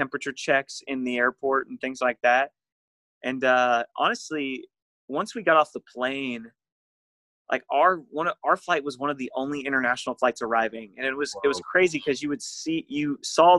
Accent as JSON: {"language": "English", "town": "Orange Park", "region": "Florida", "country": "United States", "tie": "born or raised there", "said": "At the church that I grew up at in Orange Park, Florida"}